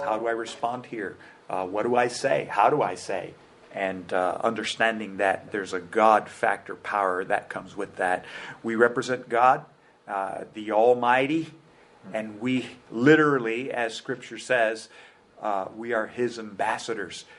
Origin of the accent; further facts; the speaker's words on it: United States; immigrants in our church attribute to me additional power as an American